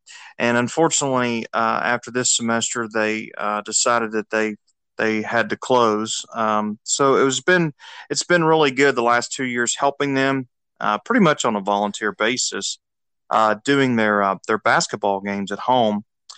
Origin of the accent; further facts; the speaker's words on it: Memphis, Tennessee, United States; All right. Well, I'm originally from the Memphis, Tennessee area